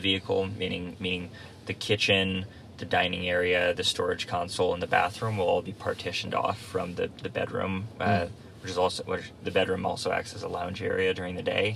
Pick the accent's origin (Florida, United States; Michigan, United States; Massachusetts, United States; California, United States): Massachusetts, United States; Nantucket; I grew up on Nantucket Island